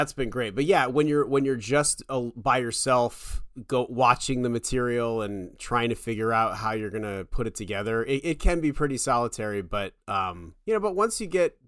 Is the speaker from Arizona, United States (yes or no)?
yes; Tucson, Arizona, United States; now in Los Angeles, United States; I grew up mostly in Arizona, and I've been here now for over half my life